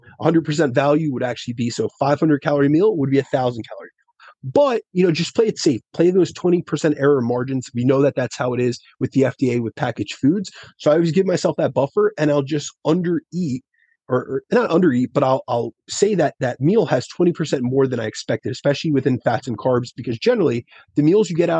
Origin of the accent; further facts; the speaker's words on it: New Jersey, United States; I'm from Jersey